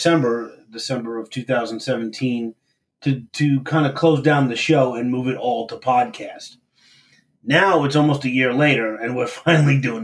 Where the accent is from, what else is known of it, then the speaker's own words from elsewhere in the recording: New York City, New York, United States; moved away; We're both from Brooklyn